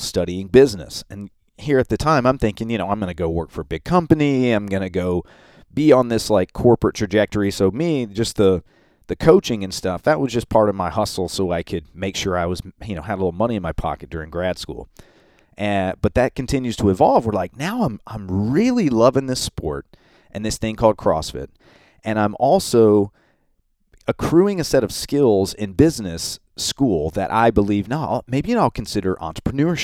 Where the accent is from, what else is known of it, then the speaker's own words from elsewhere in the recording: Memphis, Tennessee, United States; they're from Memphis, which is where I'm from. And that was so cool to me that these guys from my hometown were doing this cool new thing